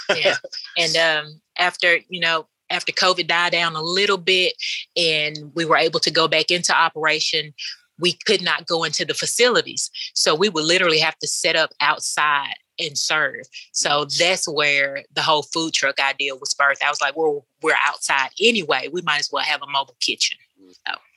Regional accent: Bolivar, Tennessee, United States; also born or lived in Jackson, Tennessee; now in Canton, United States; I'm originally from Bolivar, Tennessee

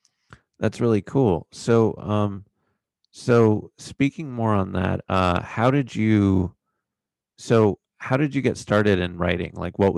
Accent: Exeter, New Hampshire, United States; moved away as an adult; now in Los Angeles, United States; I'm from Exeter, New Hampshire

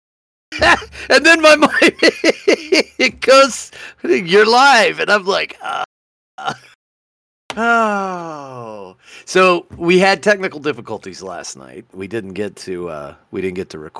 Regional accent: Colorado, United States; moved away; I grew up in Colorado

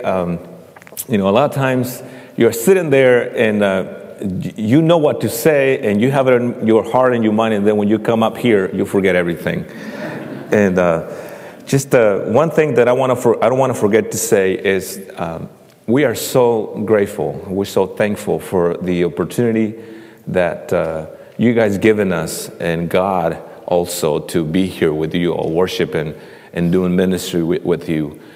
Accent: central Mexico, Mexico; now in Indianapolis, United States; I'm, I'm from Mexico, and uh, I, uh, I, uh, had a privilege and a blessing to uh, know the, the Lord when I was 13 years old in Mexico

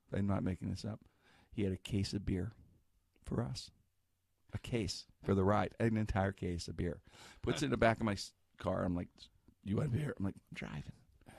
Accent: Pittsburgh, Pennsylvania, United States; I grew up in the Strip District

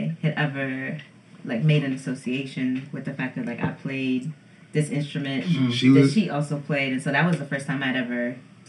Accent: Buffalo, New York, United States; moved away; Buffalo, New York, born and raised.

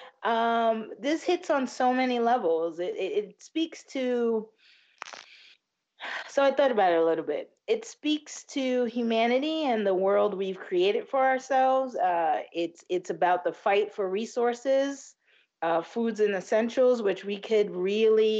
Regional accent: United States; we're American

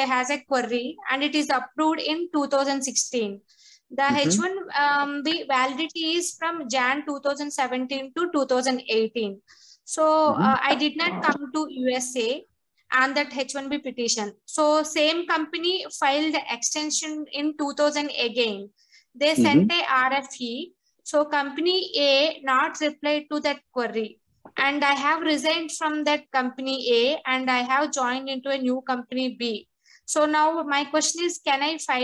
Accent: Hyderabad, Telangana, India; I'm from Hyderabad, India.

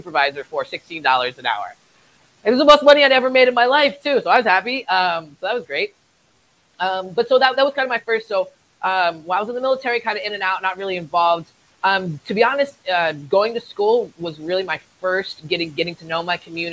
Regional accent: Eastern Shore of Maryland, United States; moved away as an adult; also born or lived in Port Hueneme, California; now in Ventura County, United States; I was born and raised on the East Coast of Maryland. I lived there until I was about 24 and I joined the Navy

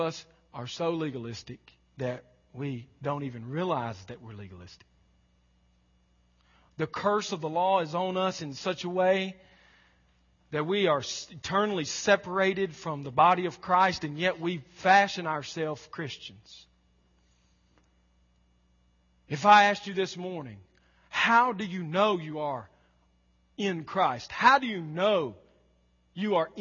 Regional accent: the South, United States; We were raised in Southern, polite, middle class, church-going culture

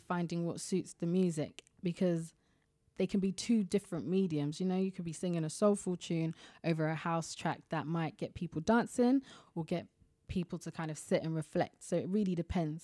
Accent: London, United Kingdom; I always tell people I'm from Ealing, because it's just easy to, but I'm actually from Southall

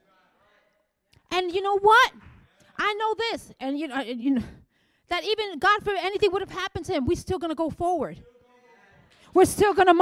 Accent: New York City, New York, United States; I'm Puerto Rican, and I was raised in the Bronx.

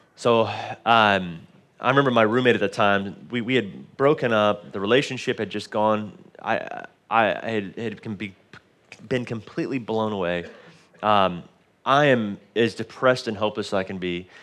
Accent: Dallas, Texas, United States; moved away; we didn't grow up here on the island. My mom lives here now and, uh, but we grew up in Dallas, Texas

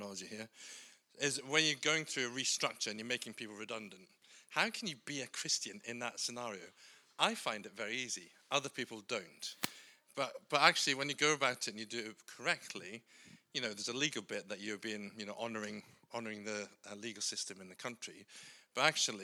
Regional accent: Scotland, United Kingdom; I'm Scottish.

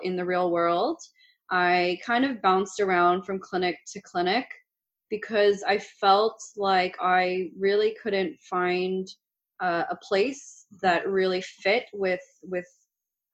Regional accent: Richmond Hill, Ontario, Canada; I grew up in Richmond Hill

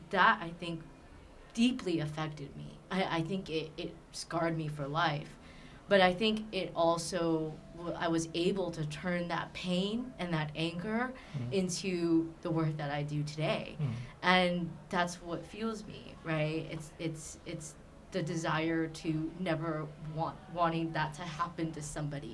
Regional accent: Southern California, United States; I grew up in Southern California

